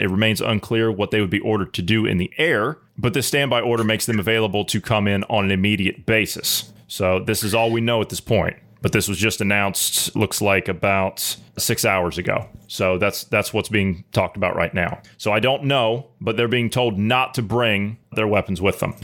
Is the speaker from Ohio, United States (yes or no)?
yes; Ohio, United States; my home state of Ohio